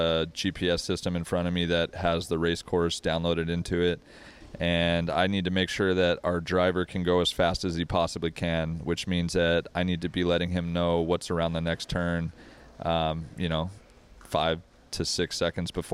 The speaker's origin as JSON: {"language": "English", "region": "Wyoming", "country": "United States", "tie": "born or raised there", "moved": "yes", "lives_now": "California, United States", "said": "I grew up in Wyoming. My parents were in the military"}